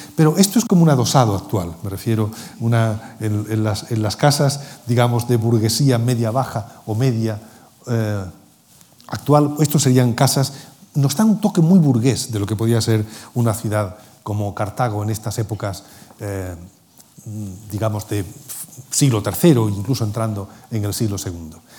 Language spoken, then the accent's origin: Spanish; Cádiz, Andalusia, Spain; Yo que soy gaditano